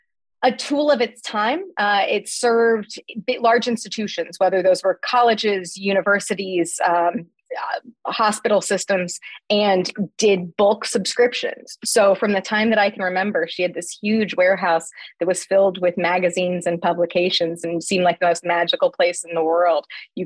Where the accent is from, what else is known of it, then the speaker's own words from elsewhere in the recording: Terre Haute, Indiana, United States; The best way I probably could explain Terre Haute for me growing up was that my grandma grew up in Fountainette.